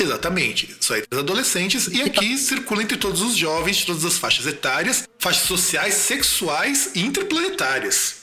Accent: South Region, Brazil; eu sou lá do Sul

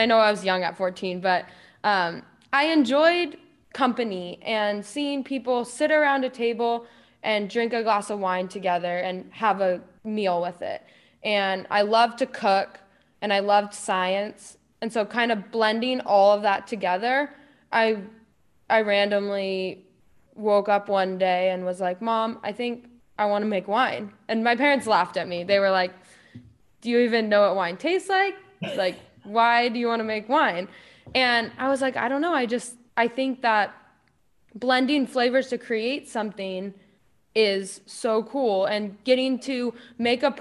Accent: Lodi, California, United States; I made it to Lodi because I was born and raised here

